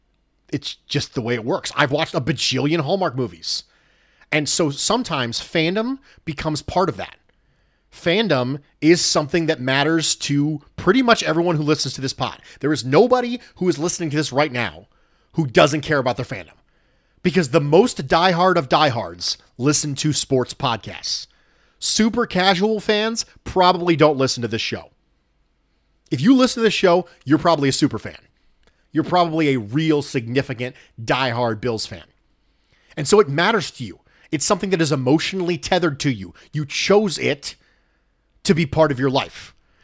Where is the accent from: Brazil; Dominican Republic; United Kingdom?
Dominican Republic; born and raised in the Dominican Republic.